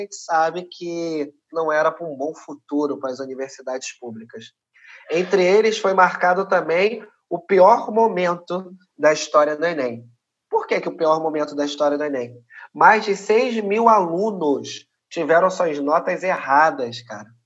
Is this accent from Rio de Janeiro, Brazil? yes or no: yes; Rio de Janeiro, Brazil; Sou cria aqui, né? Tô falando de, um, de uma favela aqui do Rio de Janeiro chamada Maré.